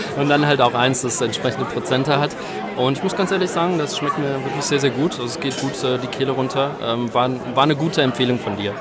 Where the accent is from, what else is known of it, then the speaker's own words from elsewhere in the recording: Wallonia, Belgium; first language German; moved away as an adult; now in Marktbreit, Germany; ich komme aus Belgien ursprünglich, wohne aber jetzt im schönen unterfränkischen Markt Breit